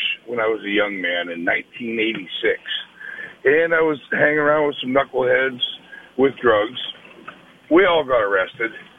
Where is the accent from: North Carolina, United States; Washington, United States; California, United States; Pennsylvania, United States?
Pennsylvania, United States; Erie; my hometown in Erie